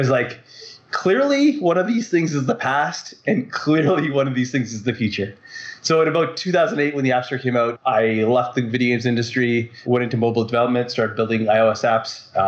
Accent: Vancouver, British Columbia, Canada; Hi, this is …. I'm from Vancouver, Canada.

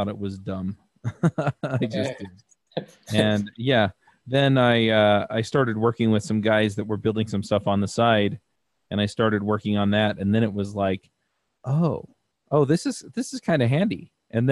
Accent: Utah, United States; I grew up here in Utah

